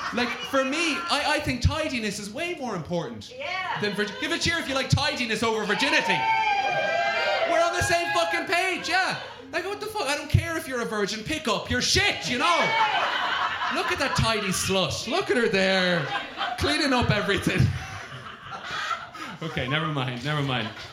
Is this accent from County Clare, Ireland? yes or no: no; County Galway, Ireland; I'm from Galway